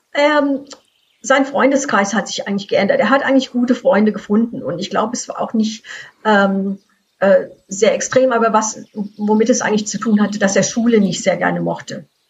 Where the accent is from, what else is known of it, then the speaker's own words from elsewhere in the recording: Frankfurt, Hesse, Germany; now in Canada; Ich bin im Frankfurter Raum aufgewachsen